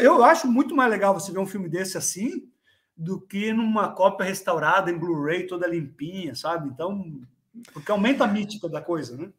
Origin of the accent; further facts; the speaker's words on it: Brazil; moved away; na minha cidade natal, lá no Brasil, uma cidadezinha pequena